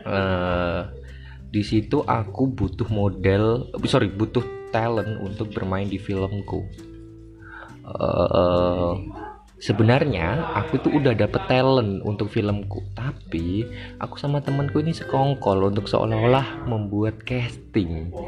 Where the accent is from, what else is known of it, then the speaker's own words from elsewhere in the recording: Java, Indonesia; accent: medok; now in Jakarta, Indonesia; mohon maaf sekali lagi kalau suaranya medok karena saya asli Jawa dan dipaksa oleh alam untuk ke Jakarta Jakartanan.